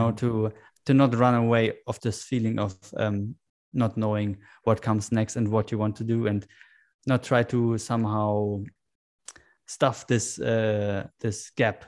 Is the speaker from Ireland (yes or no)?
no; Germany; I grew up in Germany